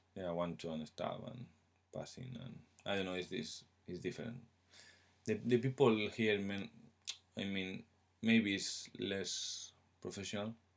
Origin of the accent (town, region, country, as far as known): Spain; English is a second language; moved away as an adult; now in England